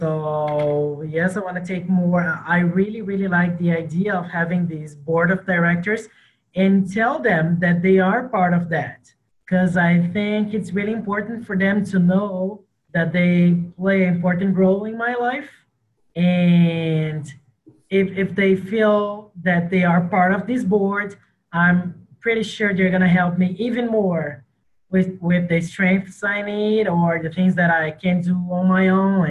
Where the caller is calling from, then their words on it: Rio de Janeiro, Brazil; So I'm calling from Rio de Janeiro, Brazil.